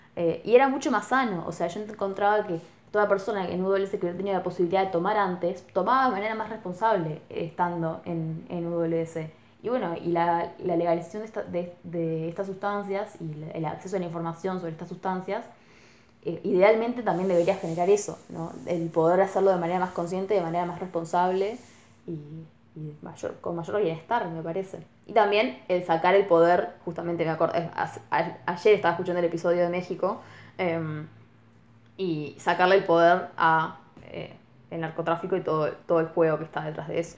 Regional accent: Colonia del Sacramento, Colonia, Uruguay; also born or lived in Armenia; Colonia es de donde yo vengo y es cruzando el río con Buenos Aires. También por eso mi acento.

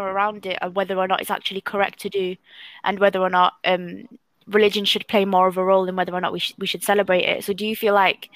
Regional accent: Algeria; now in Manchester, United Kingdom; I'm originally Algerian

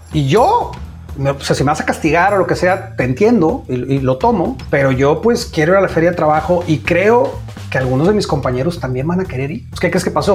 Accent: Monterrey, Nuevo León, Mexico; now in United States; from Monterrey, Mexico

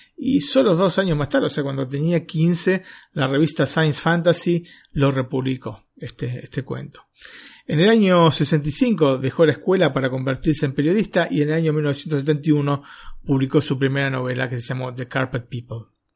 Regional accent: Argentina; moved away as an adult; also born or lived in northern Italy; now in Italy; yo, vengo de Argentina

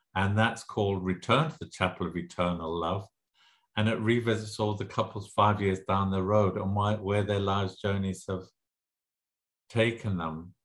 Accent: Zimbabwe; also born or lived in England / Lesotho / South Africa; now in Las Vegas, United States; I grew up in Southern Africa and in Southern Rhodesia, was then Southern Rhodesia, it's now Zimbabwe.

